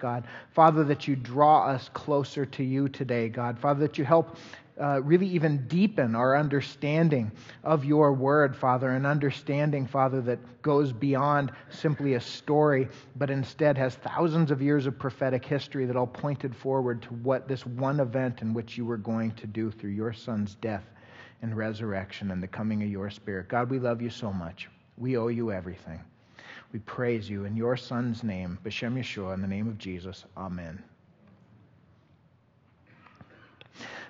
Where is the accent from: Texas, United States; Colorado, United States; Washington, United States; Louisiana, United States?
Colorado, United States; also born or lived in Virginia, Minnesota; I was born in Virginia, Minnesota. We moved to Colorado area when I was a young individual